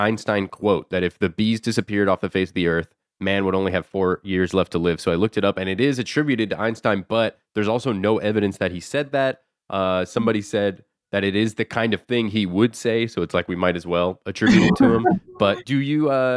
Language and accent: English; Florida, United States; I'm from Florida